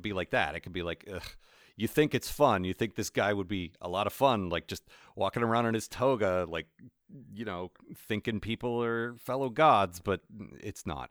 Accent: United States; I'm American

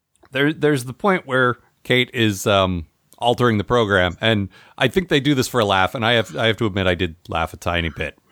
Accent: United States; Now, I'm American

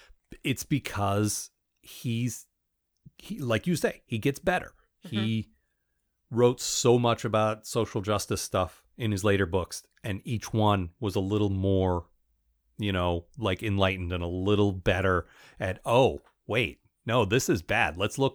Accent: United Kingdom; I'm British and I understand this British thing that you American readers might not understand

